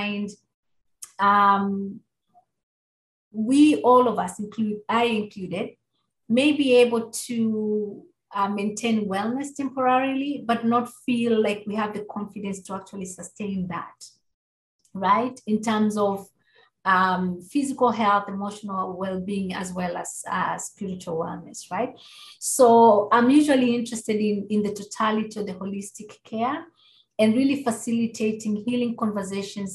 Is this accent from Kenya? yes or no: yes; Kenya; moved away; growing up in Kenya and being exposed to Indigenous wisdom and religions